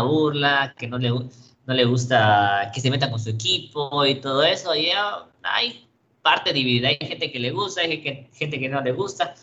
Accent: Campeche, Mexico; el equipo de mi ciudad

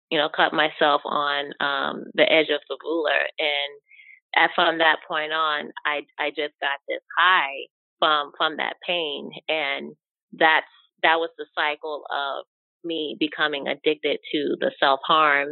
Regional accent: New York, United States; I am born and raised in New York

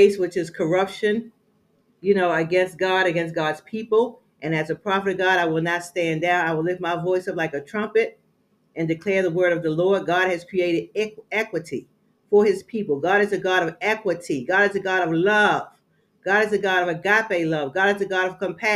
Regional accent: Baltimore, Maryland, United States; now in Georgia, United States; I'm from Baltimore, Maryland

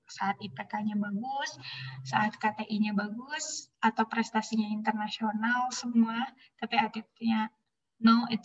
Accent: Bandung, West Java, Indonesia; alhamdulillahnya aku orang Bandung kan, jadi bisa dekat ke Unpad.

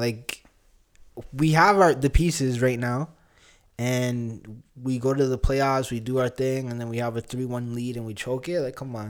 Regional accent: Canada; also born or lived in Uganda (ancestry); I'm Ugandan Canadian.

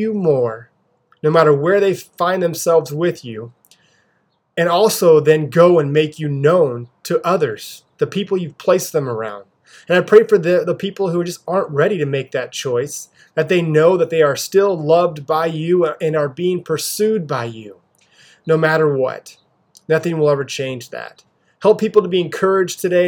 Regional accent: Pasco, Washington, United States; I grew up here locally in Pasco, Washington. It is where I live with my wife and two daughters

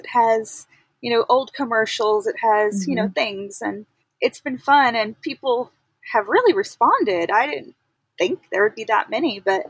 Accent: Texas, United States; moved away as an adult; now in Loomis, United States; Actually, I'm originally from Texas, and okay. We moved here about 3 or 4 months before the pandemic started.

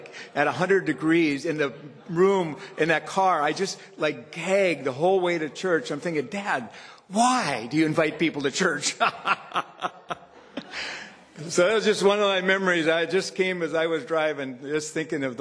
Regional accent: Churchs Ferry, North Dakota, United States; I grew up in Church's Ferry, and we'd come to Candu to church

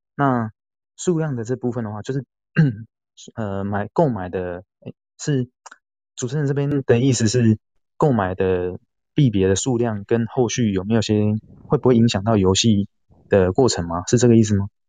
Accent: Taiwan; 台湾是我们土生土长的地方

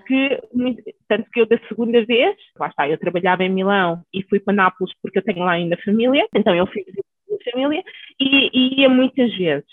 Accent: Alverca, Lisbon, Portugal; also born or lived in Naples, Italy / Cape Verde (parents); Nasci em Itália, apesar de não parecer, quem olha para mim nunca diria que tivesse lá nascido. Os meus pais são cabo-verdianos e, e, pronto, emigraram para a Itália, ainda eu não tinha nascido, depois acabei por nascer lá. E quando tinha 10 anos, 9, aliás, viemos morar para Lisboa, para Alverca, e desde aí tenho construído a minha vida aqui em Portugal

